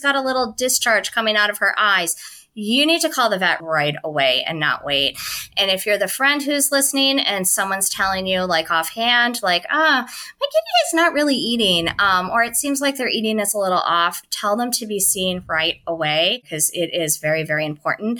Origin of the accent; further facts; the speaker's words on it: Chicago, Illinois, United States; moved away; I'm originally from Chicago